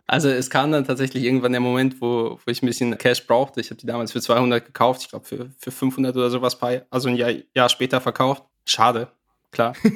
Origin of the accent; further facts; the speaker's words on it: near Hanover, Lower Saxony, Germany; komme aus der Nähe von Hannover